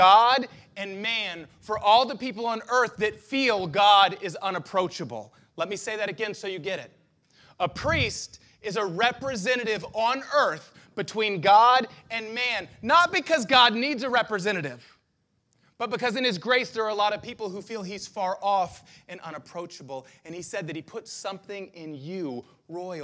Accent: United States; I'm proud to be an American

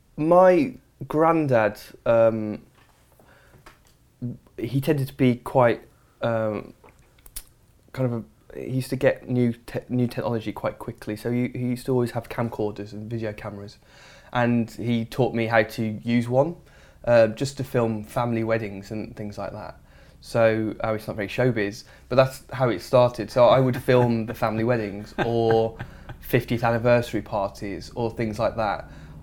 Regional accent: Dudley, West Midlands, United Kingdom; No, I'm from the West Midlands, in a small place called Dudley, which is not a hotbed of documentary making or television making, I'll be honest.

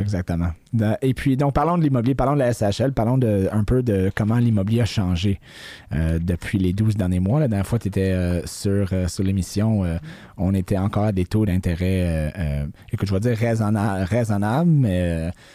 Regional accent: Quebec, Canada; je suis québécois, j'habite ici toute ma vie

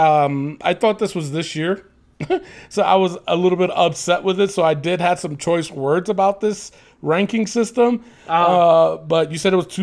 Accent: New York City, New York, United States; the Bronx, my hometown

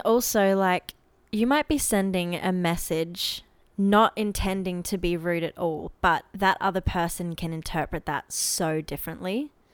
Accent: Queensland, Australia; also born or lived in Adelaide; when we first moved to Queensland

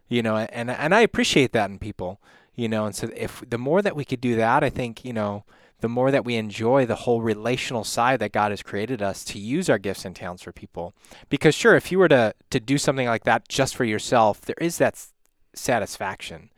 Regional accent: Illinois, United States; now in Wisconsin, United States; I grew up in Illinois, came, moved up here

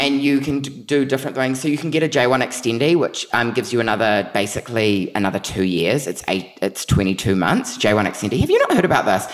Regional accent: New Zealand; moved away; also born or lived in New York; everyone knew me as that Kiwi kid

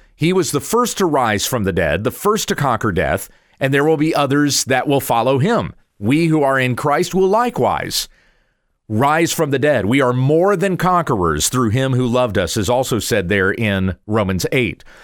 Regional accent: the Carolinas, United States; moved away; also born or lived in Kansas; I grew up in the South, the Southeast in particular, in the Carolinas

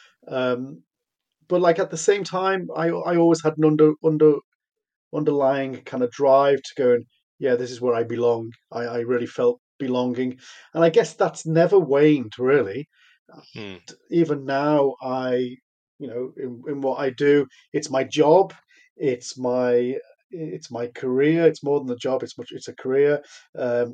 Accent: Liverpool, North West England, United Kingdom; I grew up in Liverpool

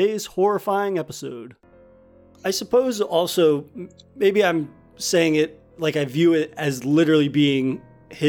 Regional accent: New England, United States; I'm from New England

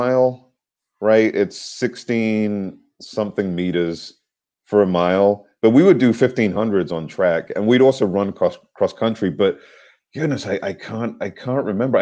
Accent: United Kingdom; moved away as an adult; also born or lived in New York; now in New Jersey, United States; My parents moved us to the UK. In the UK, I was raised and educated there throughout high school, college, university

